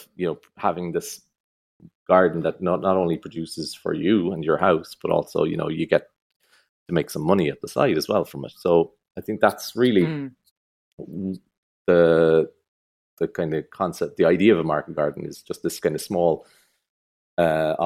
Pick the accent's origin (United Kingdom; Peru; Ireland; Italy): Ireland; Crosshaven, Munster; also born or lived in United States; I grew up in Crosshaven.